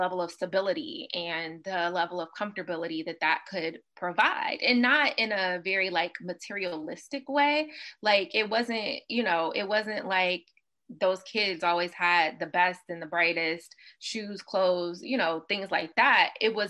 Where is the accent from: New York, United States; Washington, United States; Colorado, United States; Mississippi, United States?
Mississippi, United States; also born or lived in Los Angeles, United States; So for me, my background is, I grew up primarily in Mississippi.